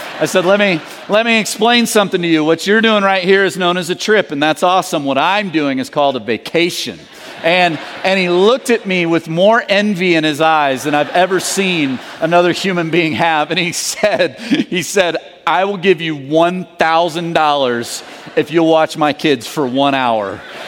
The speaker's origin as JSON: {"language": "English", "region": "the South", "country": "United States", "said": "And I'm from the South, so I understand that world."}